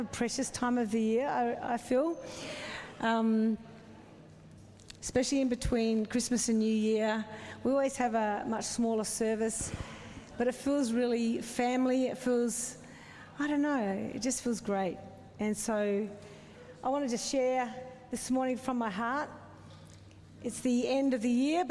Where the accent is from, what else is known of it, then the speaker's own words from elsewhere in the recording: South Australia, Australia; moved away; I grew up in the foothills of South Australia